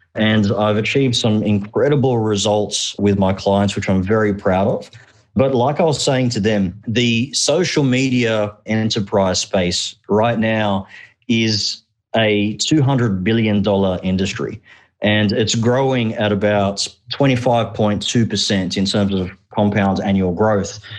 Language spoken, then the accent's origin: English; Australia; English is a second language; also born or lived in Egypt; We immigrated from Egypt to Australia when I was just uh, four years old. I actually couldn't speak a word of English.